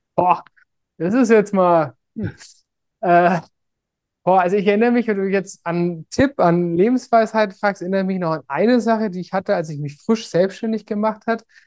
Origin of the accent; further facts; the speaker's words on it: Germany; moved away; als Deutscher